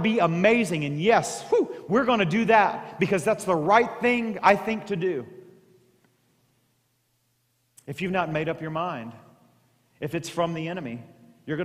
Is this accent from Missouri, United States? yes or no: yes; Southeast Missouri, United States; growing up in Southeast Missouri